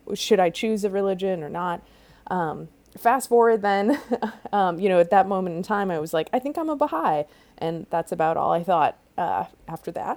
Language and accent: English; outside Chicago, Illinois, United States; I grew up outside Chicago in a suburb